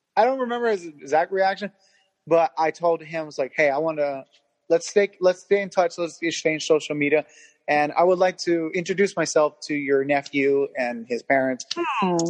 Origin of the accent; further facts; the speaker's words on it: Hawthorne, California, United States; I'm from Hawthorne, California